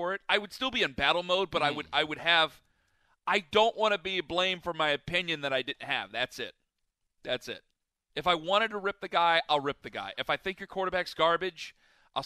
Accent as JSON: {"language": "English", "town": "Kent", "region": "Ohio", "country": "United States", "tie": "born or raised there", "moved": "yes", "lives_now": "Cleveland, United States", "said": "I'm from Kent"}